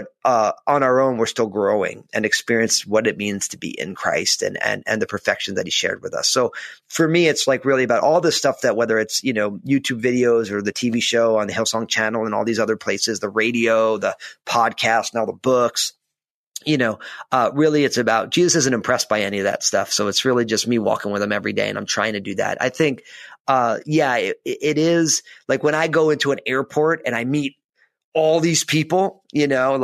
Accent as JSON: {"language": "English", "region": "New Jersey", "country": "United States", "tie": "born or raised there", "said": "growing up in New Jersey"}